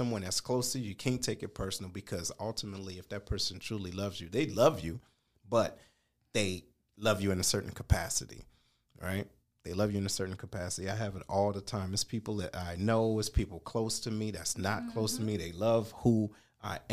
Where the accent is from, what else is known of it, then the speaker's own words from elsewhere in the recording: Detroit, Michigan, United States; we are from Detroit. We from different parts of Detroit